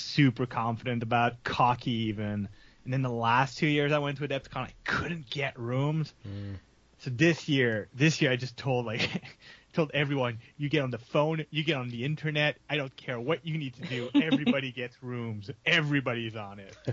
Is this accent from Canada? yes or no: yes; Canada; I'm French Canadian